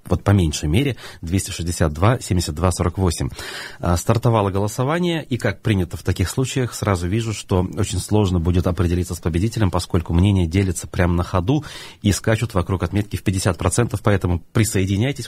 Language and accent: Russian; Baltachevsky District, Bashkortostan, Russia; Я как выходец из Болтачевского района, который как минимум три года там прожил, в старшей школе, учился